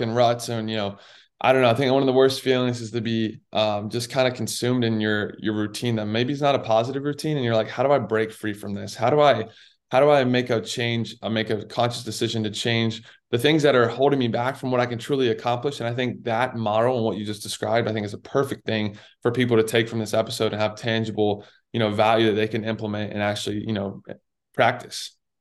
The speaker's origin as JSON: {"language": "English", "town": "Raleigh", "region": "North Carolina", "country": "United States", "tie": "born or raised there", "said": "I grew up in Raleigh, so I was a huge Duke basketball fan"}